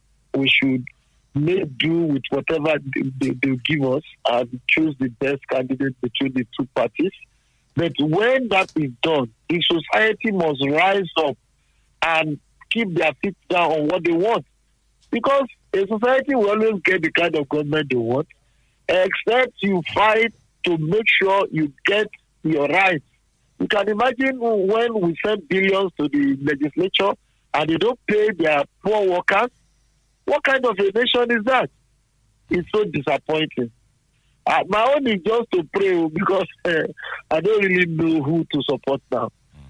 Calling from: Abeokuta, Ogun State, Nigeria; I'm calling from Abeokuta.

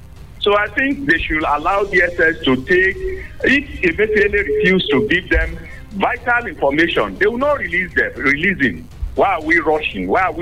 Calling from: Nigeria; I'm calling from Olomori.

